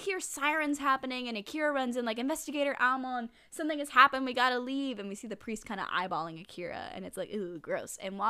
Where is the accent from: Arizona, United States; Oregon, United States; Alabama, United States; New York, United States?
Arizona, United States; I grew up in Arizona.